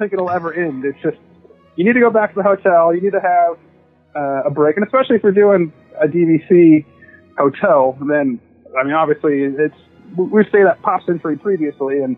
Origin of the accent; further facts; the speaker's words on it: Springfield, Missouri, United States; I grew up in Springfield, Missouri.